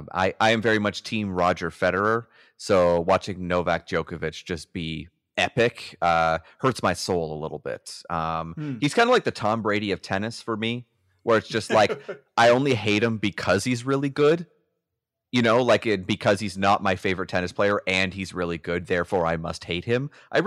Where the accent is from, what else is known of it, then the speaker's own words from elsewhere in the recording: Canada; And as a Canadian, I just can't allow that to happen.